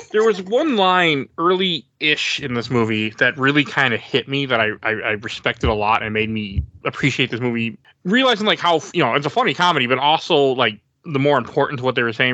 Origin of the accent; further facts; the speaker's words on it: Milwaukee, Wisconsin, United States; I'm from Milwaukee, and I mean, I remember growing up in in middle school and even high school